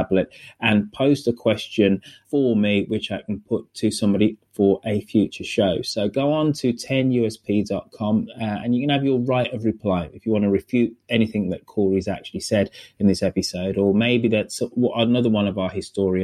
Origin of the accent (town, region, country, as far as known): United Kingdom